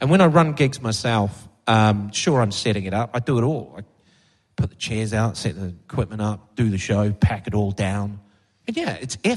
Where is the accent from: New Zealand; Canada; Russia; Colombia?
New Zealand; moved away as an adult; also born or lived in London / Bath; now in United Kingdom; growing up in New Zealand